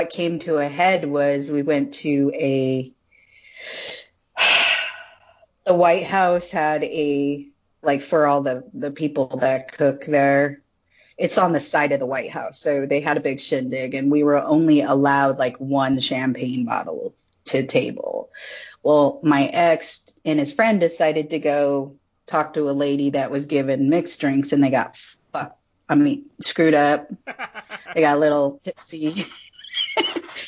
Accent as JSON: {"language": "English", "town": "Hanford", "region": "California", "country": "United States", "tie": "born or raised there", "also_born_or_lived": "Ventura, California / Hawaii / Arlington", "moved": "as an adult", "said": "I'm from California. I grew up there, you know, all my life. It's a little town called Hanford, California."}